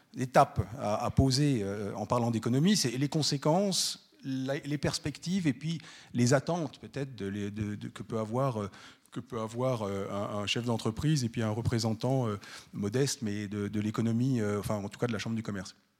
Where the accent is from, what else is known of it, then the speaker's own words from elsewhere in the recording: France; moved away as an adult; now in Switzerland; Moi, je suis français d'origine